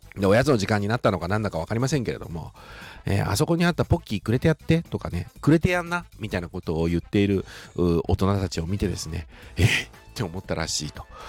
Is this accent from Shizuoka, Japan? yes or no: yes; Shizuoka, Japan; accent: Shizuoka dialect; 静岡人としても嬉しいなというふうに思います